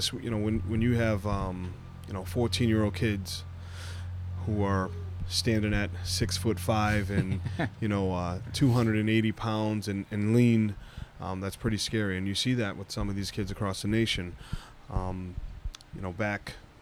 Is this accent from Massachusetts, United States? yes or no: yes; Massachusetts, United States; moved away; I'm originally from the Massachusetts area